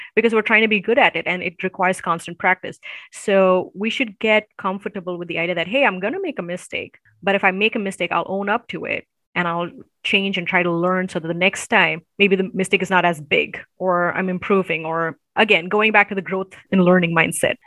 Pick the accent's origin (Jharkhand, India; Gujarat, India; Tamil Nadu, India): Tamil Nadu, India; Chennai; now in United States; I am from the southern part of India. It's um, in the state of Tamil Nadu. Uh, so Tamil is the language we speak, and Nadu means the land of Tamil-speaking people. And so I'm in the capital city, Chennai